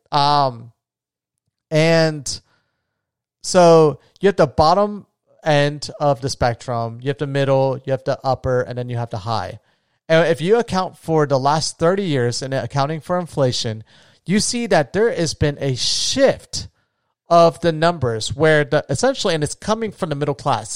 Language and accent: English; Florida, United States; moved away; my home state of Florida